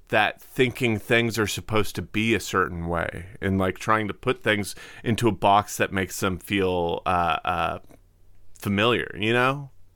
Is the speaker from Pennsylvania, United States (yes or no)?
no; Cape Cod, Massachusetts, United States; I'm from Cape Cod